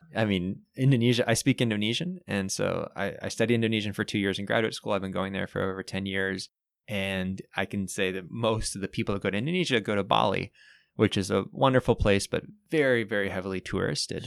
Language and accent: English; Bay Area, California, United States; moved away as an adult; now in Santa Cruz, United States; I grew up in the Bay Area